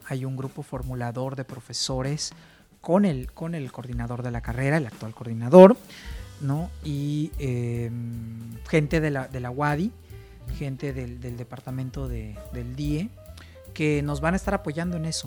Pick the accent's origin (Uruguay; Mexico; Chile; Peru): Mexico; como buen mexicano